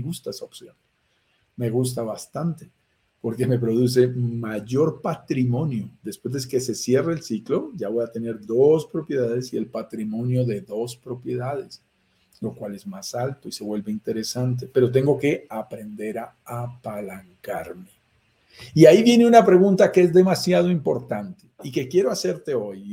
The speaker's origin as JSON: {"language": "Spanish", "country": "Colombia", "tie": "born or raised there", "accent": "Colombian", "said": "Por mi acento lo notarás, soy colombiano, estoy en Bogotá, Colombia en este momento. Nací aquí en las montañas de los Andes"}